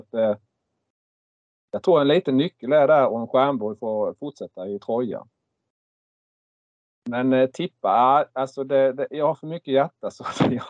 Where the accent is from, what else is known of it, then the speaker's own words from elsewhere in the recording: Markaryd, Kronoberg County, Sweden; jag är uppväxt i Markaryd